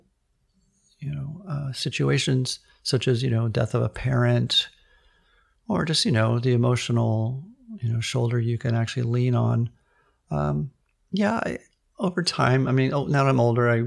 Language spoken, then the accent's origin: English; Redwood City, California, United States; I grew up in sort of a lower to middle class suburb of Redwood City, which is about 20 minutes south of the San Francisco area